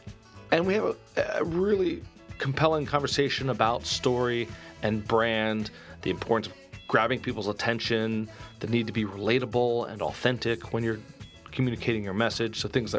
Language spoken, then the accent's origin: English; Philadelphia, Pennsylvania, United States; as a Philadelphian